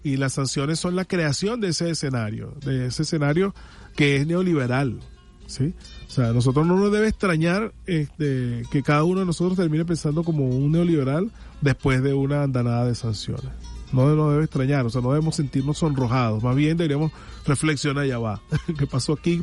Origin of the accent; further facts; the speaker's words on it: Venezuela; como venezolanos